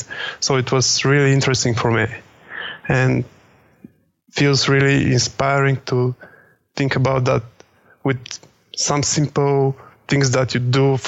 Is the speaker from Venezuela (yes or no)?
no; Bulgaria; born or raised there; also born or lived in Sofia, Bulgaria